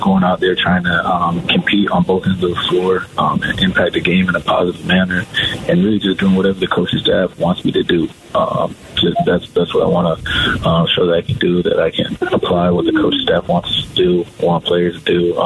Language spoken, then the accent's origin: English; Phoenix, Arizona, United States; Growing up in Arizona, going to Suns games with my dad, and just being from Phoenix